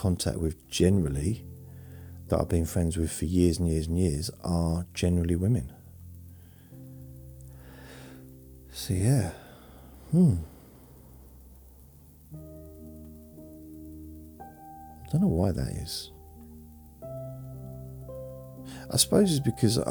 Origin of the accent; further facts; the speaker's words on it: London, United Kingdom; I was born in London when I was a baby